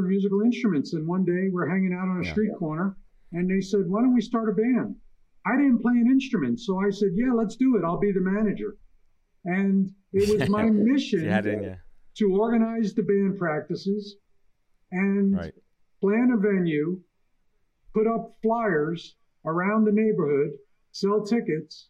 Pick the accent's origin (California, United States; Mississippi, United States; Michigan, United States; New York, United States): New York, United States; New York City; moved away as an adult; now in Las Vegas, United States; I was a teenager in Brooklyn